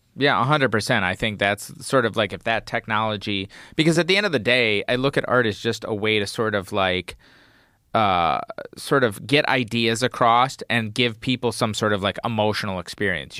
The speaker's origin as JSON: {"language": "English", "country": "United States", "tie": "born or raised there", "said": "growing up in the United States"}